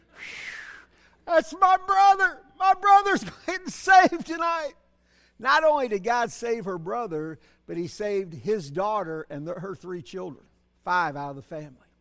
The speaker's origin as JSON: {"language": "English", "town": "Berkeley", "region": "California", "country": "United States", "tie": "born or raised there", "also_born_or_lived": "Cedar Hill", "said": "I grew up here in Berkeley"}